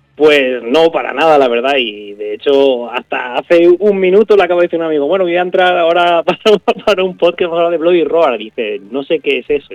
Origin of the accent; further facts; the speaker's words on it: a small village in Málaga, Andalusia, Spain; en mi pueblo, en un pueblecito de Málaga, eh, un tío mío tenía un bar allí